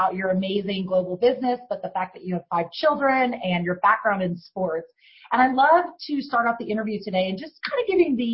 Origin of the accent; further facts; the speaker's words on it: Ireland; I'm Irish